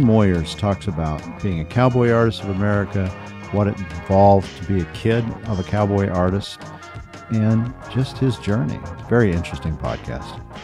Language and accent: English; Portales, New Mexico, United States; I grew up in Portales